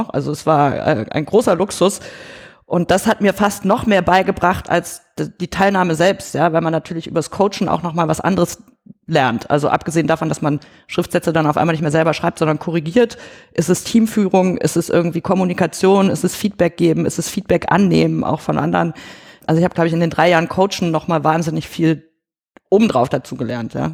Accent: Germany; weil ich bin ja in Deutschland irgendwie groß geworden

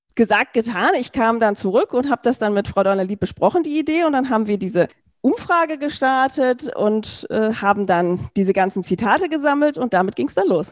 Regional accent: Berlin, Germany; Ich komme aus Berlin

